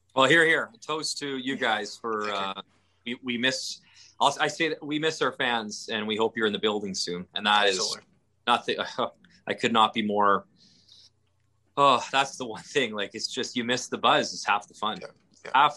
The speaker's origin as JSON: {"language": "English", "region": "Northern Alberta", "country": "Canada", "tie": "born or raised there", "moved": "yes", "said": "I grew up in Northern Alberta in the 80s"}